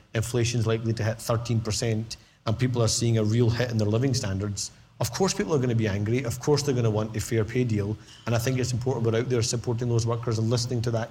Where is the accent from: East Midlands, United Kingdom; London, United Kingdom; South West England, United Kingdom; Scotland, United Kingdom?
Scotland, United Kingdom; All of us are just as Scottish as each other